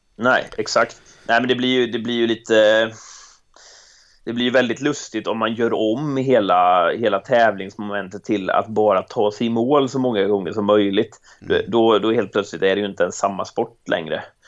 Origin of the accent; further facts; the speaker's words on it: Jönköping, Jönköping County, Sweden; jag hade det man behövde hemma i Jönköping